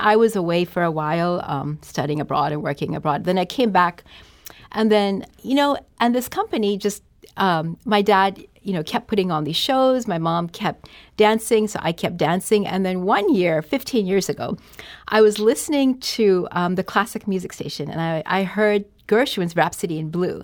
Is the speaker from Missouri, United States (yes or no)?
yes; St. Louis, Missouri, United States; I was born here in St. Louis